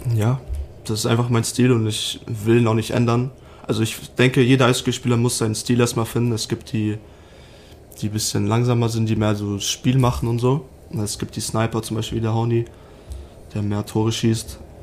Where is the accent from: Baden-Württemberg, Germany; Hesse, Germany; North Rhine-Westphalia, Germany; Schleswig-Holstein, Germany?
North Rhine-Westphalia, Germany; Arnsberg; also born or lived in Salzburg; now in Rosenheim, Germany; Ich komme aus Arnsberg, das ist in der Nähe von Dortmund aus NRW.